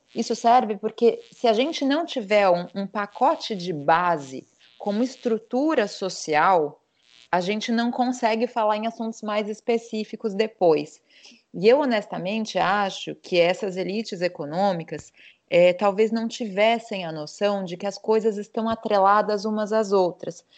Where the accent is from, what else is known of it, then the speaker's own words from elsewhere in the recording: São Paulo, Brazil; now in Portugal; Eu sou paulista